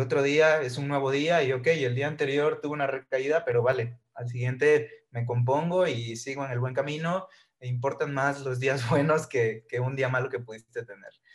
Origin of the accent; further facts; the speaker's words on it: Villahermosa, Tabasco, Mexico; moved away as an adult; now in Mexico City, Mexico; soy originario de Villahermosa, Tabasco. A los 18 años decido moverme a la Ciudad de México